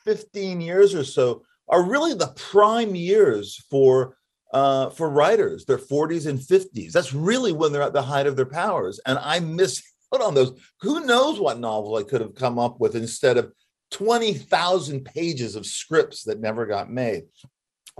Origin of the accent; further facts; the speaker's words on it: Los Angeles, California, United States; I grew up in Hollywood